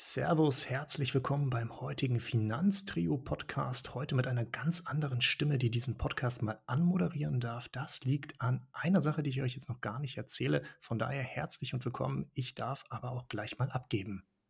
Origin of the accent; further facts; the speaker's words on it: Schleswig-Holstein, Germany; also born or lived in Hannover / Portugal / Tanzania; now in Hanover, Germany; Ich bin ursprünglich in Schleswig-Holstein geboren, also sehr nah an Dänemark